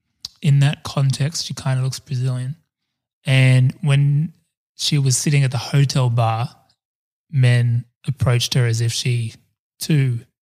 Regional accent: Sydney, New South Wales, Australia; I'm like, I'm from Sydney.

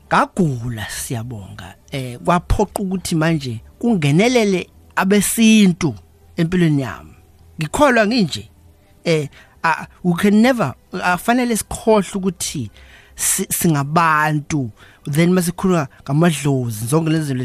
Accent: KwaZulu-Natal, South Africa; also born or lived in Cedarville; ngizalelwe la e, eKZN ngafunda khona

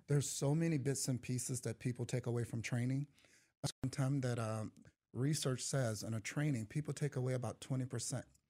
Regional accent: East St. Louis, Illinois, United States; I grew up in East Saint Louis

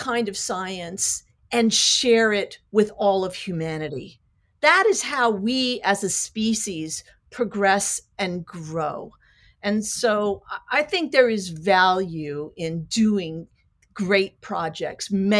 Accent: United States; I'm an American.

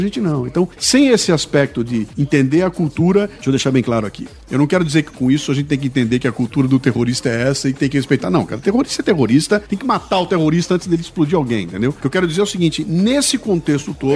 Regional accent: Brazil; eu como brasileiro

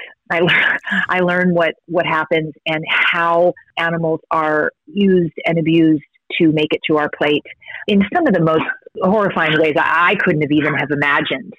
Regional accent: Kentucky, United States; I grew up in Kentucky

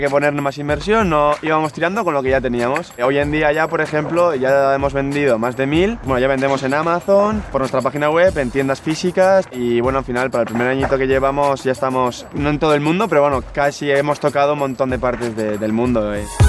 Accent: San Sebastián, Basque Country, Spain; tengo 22 años, nací en San Sebastián

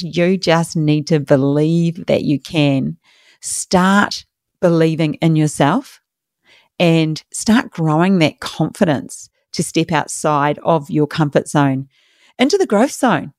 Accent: New Zealand; moved away as an adult; now in Australia; I'm from New Zealand, small country.

